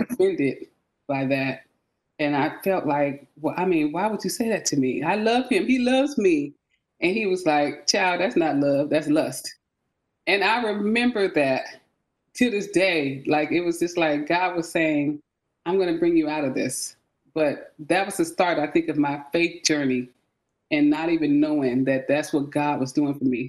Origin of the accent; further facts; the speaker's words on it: San Francisco, California, United States; moved away as an adult; also born or lived in Charleston, South Carolina; now in Grayson, Georgia, United States; I am from the Bay Area, San Francisco, California